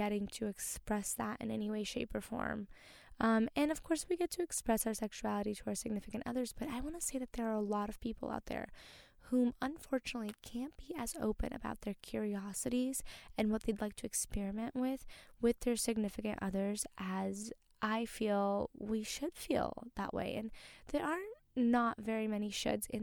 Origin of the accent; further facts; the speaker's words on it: Brazil; moved away; I came from, you know, I was born in Brazil